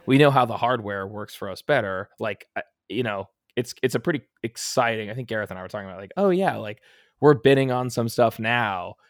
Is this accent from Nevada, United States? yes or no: yes; Las Vegas, Nevada, United States; moved away; Vegas, which is my hometown.